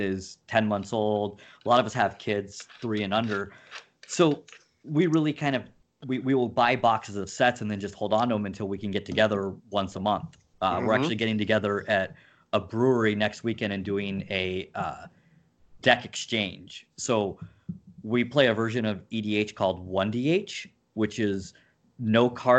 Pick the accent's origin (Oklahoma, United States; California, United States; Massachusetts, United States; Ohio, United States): California, United States; Southern; now in Minneapolis, United States; I'm from Southern California originally